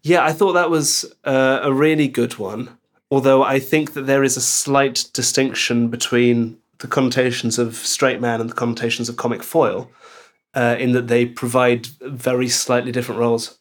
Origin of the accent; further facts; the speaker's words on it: Belgium; moved away; I grew up in Belgium